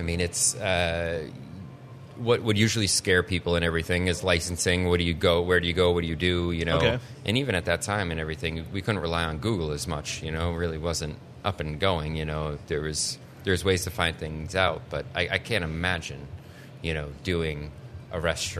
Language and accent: English; New Hampshire, United States; Hollis and Brookline.